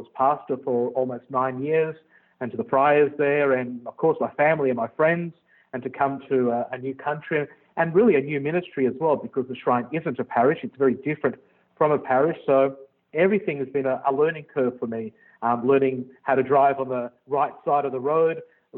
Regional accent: Australia; moved away as an adult; now in Libertyville, United States; I'm from Australia, first generation Italian from Australia

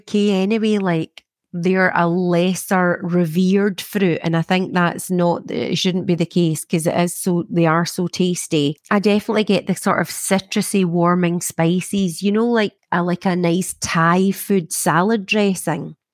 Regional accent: Scotland, United Kingdom; growing up in Scotland, there's a lot of rain

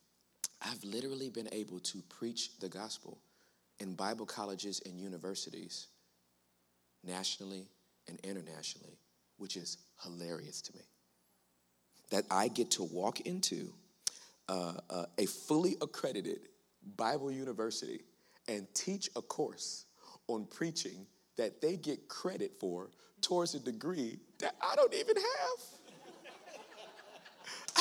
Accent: Los Angeles, California, United States; I was born and raised in Los Angeles, California

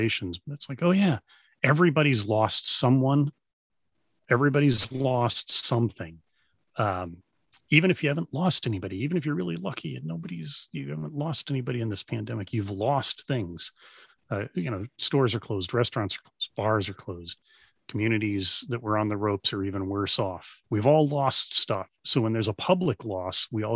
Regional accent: Dallas, Texas, United States; I grew up in Dallas

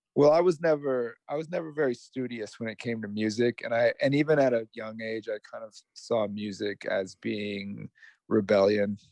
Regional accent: Las Vegas, Nevada, United States; I'm from Las Vegas

